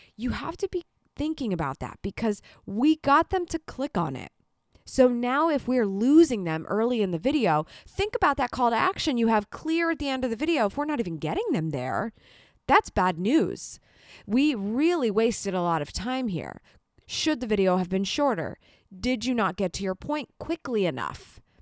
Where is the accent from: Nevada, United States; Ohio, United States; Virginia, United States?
Ohio, United States; Columbus; coming to you from my hometown of Columbus, Ohio, in the United States